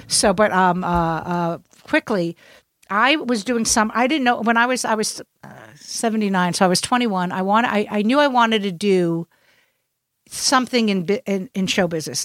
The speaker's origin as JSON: {"language": "English", "town": "New York City", "region": "New York", "country": "United States", "lives_now": "New York, United States", "said": "I'm from Brooklyn. That's how we talk"}